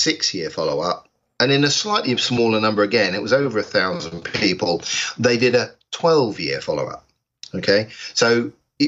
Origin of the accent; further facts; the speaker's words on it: England, United Kingdom; here in England, I'm English